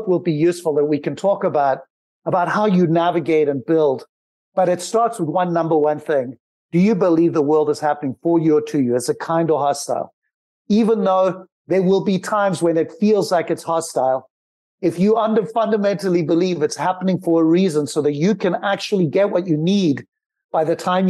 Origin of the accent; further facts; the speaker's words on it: Zimbabwe; moved away; I grew up in Zimbabwe with nothing